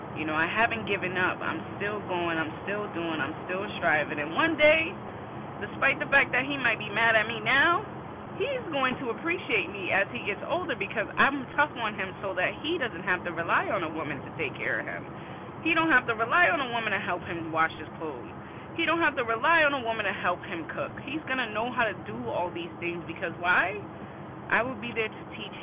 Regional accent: Boston, Massachusetts, United States; I'm from Boston, Massachusetts

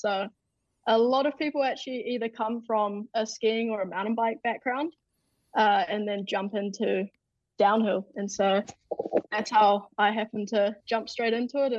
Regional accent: Queenstown, Otago, New Zealand; in my hometown, Queenstown.

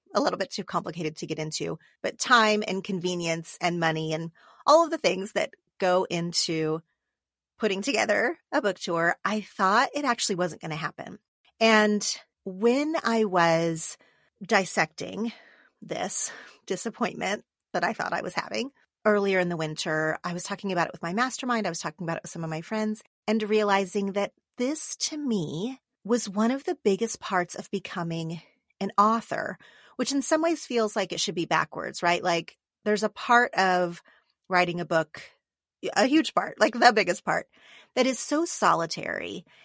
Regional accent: Oklahoma, United States; now in Los Angeles, United States; Oklahoma, my home state

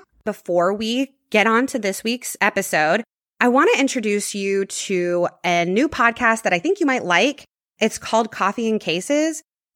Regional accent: Houston, Texas, United States; I grew up in Clear Lake, which is a master planned community in Houston, Texas, about halfway between Galveston and downtown Houston.

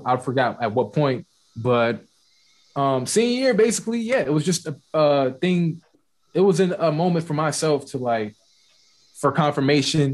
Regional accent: Maryland, United States; Stevenson is in my home state

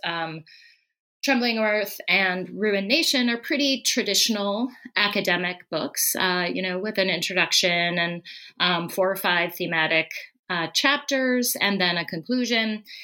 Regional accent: Colorado, United States; moved away as an adult; I was born in Colorado uh, and lived most of my early life there until I went off to college

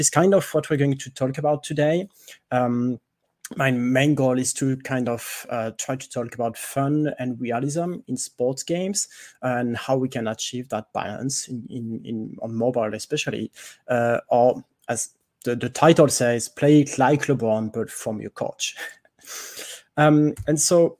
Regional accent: France; accent: French; English is a second language; I'm French, if you cannot tell from my accent.

